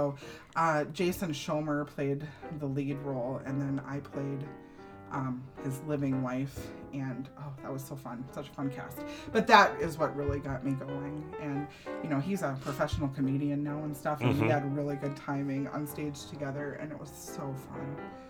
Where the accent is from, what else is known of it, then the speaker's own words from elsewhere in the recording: Little Falls, United States; I grew up in Little Falls